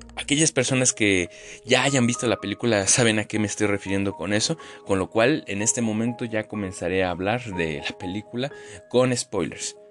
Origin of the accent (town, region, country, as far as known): Mexico